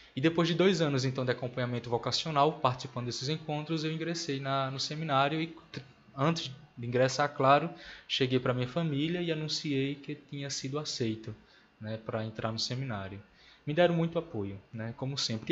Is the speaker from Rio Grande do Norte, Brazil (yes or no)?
yes; Natal, Rio Grande do Norte, Brazil; moved away; nasci e me criei em Natal